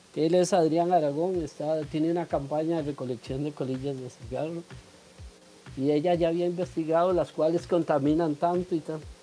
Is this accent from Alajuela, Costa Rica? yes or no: no; Cartago, Costa Rica; moved away as an adult; now in Santo Domingo, Costa Rica; yo los acompaño de Santo Domingo Heredia, soy oriundo de Cartago